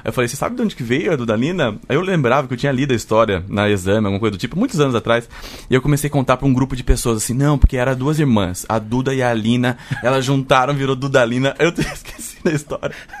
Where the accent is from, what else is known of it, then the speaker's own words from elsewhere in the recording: Sorocaba, São Paulo, Brazil; eu nasci em São Paulo e morei muitos anos em Sorocaba, que é uma cidade no interior de São Paulo